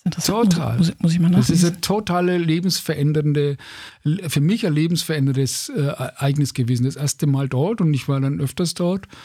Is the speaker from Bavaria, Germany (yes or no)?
yes; Bavaria, Germany; Ne, als Franke kann man dann, sagt